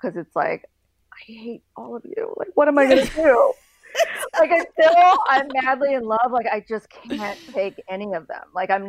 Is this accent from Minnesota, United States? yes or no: no; Northern Virginia, United States; I'm from Northern Virginia.